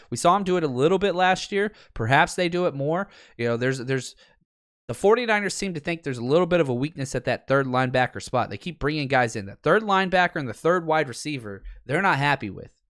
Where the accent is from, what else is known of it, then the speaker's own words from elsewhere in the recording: Dallas, Texas, United States; born and raised in Dallas